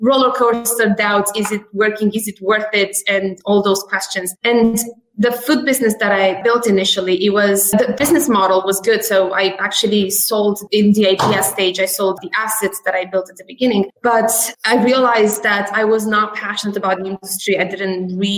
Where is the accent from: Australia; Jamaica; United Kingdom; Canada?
United Kingdom; London; moved away as an adult; also born or lived in Romania; now in Boston, United States; I'm actually Romanian as pure origin. And I grew up in London.